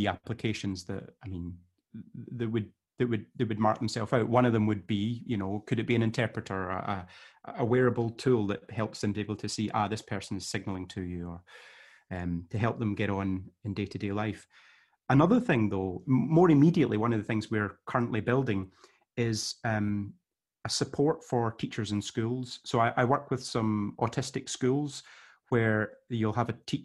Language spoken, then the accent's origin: English; Glasgow, Scotland, United Kingdom; moved away as an adult; I'm from Glasgow